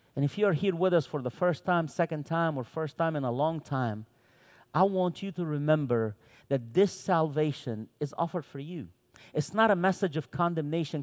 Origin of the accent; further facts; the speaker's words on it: Cairo, Cairo Governorate, Egypt; first language Arabic; English is a second language; also born or lived in Santa Cruz, Bolivia; now in United States; I was born in Cairo, Egypt. I lived my entire young adult life in Santa Cruz, Bolivia, from Egypt to Bolivia.